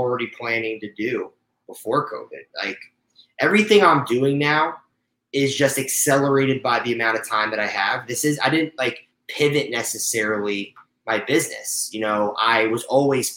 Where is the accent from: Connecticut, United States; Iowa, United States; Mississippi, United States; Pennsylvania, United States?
Connecticut, United States; Stamford; moved away as an adult; also born or lived in Indiana; now in Los Angeles, United States; I was from Stamford, Connecticut, so a suburb right outside of New York City